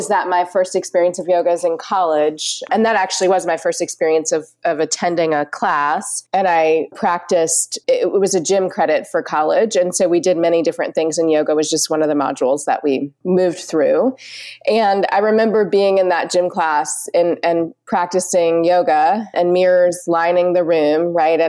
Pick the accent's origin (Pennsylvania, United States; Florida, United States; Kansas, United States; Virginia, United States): Virginia, United States; Richmond; moved away as an adult; also born or lived in North Carolina / Portland, Oregon; now in Winston-Salem, United States; I grew up in Richmond, Virginia, and lived there for about 21 years.